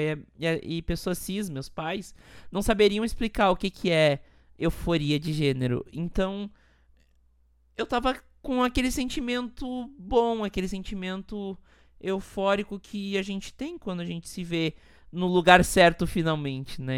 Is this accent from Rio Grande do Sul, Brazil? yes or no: yes; Montenegro, Rio Grande do Sul, Brazil; moved away as an adult; now in São Paulo, Brazil; eu vim de Montenegro, uma cidade pequena no interior do Rio Grande do Sul